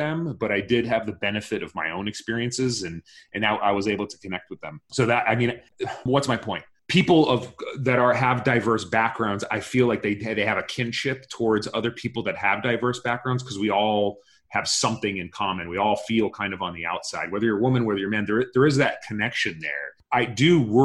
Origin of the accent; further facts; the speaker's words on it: United States; as a Jordanian, my parents were born in Jordan. I was born here in the United States